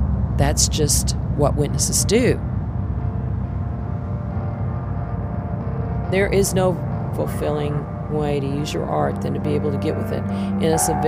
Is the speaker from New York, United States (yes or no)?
no; Kansas City, Missouri, United States; now in Spring, Texas, United States; I grew up in Kansas City, Missouri.